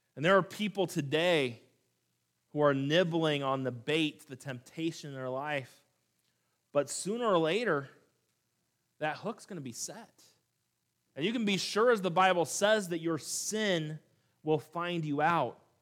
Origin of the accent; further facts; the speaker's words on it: California, United States; moved away; also born or lived in Montana; growing up in California